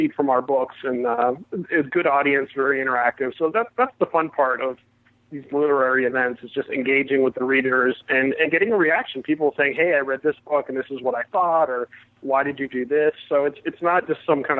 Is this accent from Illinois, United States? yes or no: no; Miami, Florida, United States; moved away; the Miami Herald, which was my hometown paper growing up